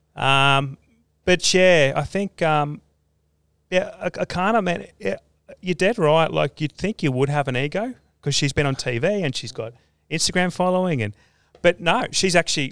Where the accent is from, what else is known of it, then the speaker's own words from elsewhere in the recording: Australia; my hometown, because um, yeah, our family's been there since like the 1860s